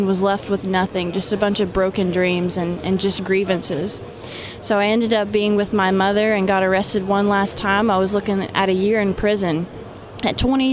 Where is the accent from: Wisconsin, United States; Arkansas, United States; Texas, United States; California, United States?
Arkansas, United States; I was born and raised in Arkansas. I'm just a regular hillbilly out there